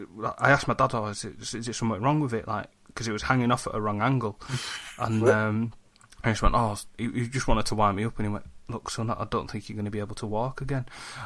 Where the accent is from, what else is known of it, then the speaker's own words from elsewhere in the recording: Huddersfield, Yorkshire and the Humber, United Kingdom; also born or lived in Halifax; I was born in Huddersfield, and my granddad still lives there